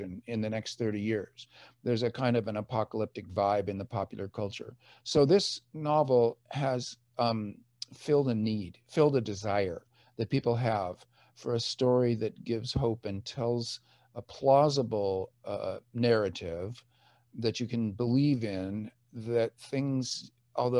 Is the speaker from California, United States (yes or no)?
yes; Orange County, California, United States; moved away as an adult; also born or lived in San Diego / Washington, D.C.; now in Davis, United States; I was brought up in Orange County, right near Orange itself